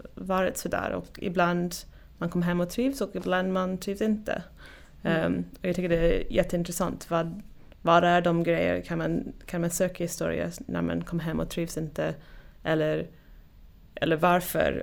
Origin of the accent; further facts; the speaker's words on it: Oregon, United States; Swedish is a second language; moved away as an adult; also born or lived in Wisconsin / Sweden; jag kommer från Oregon i USA och uppväxt där och sen flyttade till Wisconsin